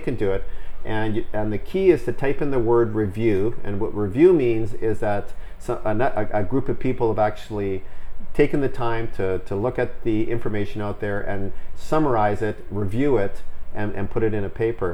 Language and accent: English; Vancouver, British Columbia, Canada; Born and bred in Vancouver